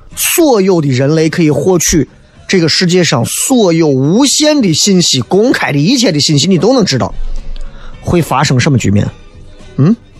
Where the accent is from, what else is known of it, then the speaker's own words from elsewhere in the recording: Xi'an, Shaanxi, China; 你太不了解我们西安人了